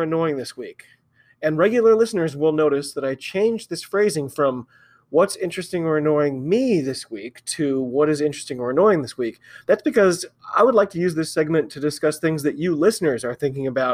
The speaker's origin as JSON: {"language": "English", "country": "United States", "said": "I'm an American rugby fan"}